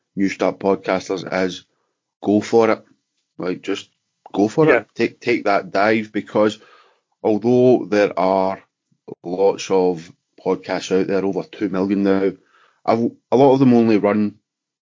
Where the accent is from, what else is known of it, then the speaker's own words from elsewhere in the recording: Glasgow, Scotland, United Kingdom; I'm from Glasgow